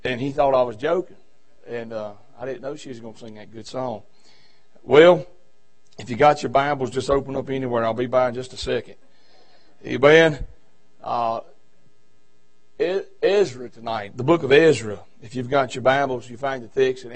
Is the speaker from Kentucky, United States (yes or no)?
no; Virginia, United States; now in North Carolina, United States; I'm from Virginia. I live in North Carolina, but I just be known I'm a Virginian.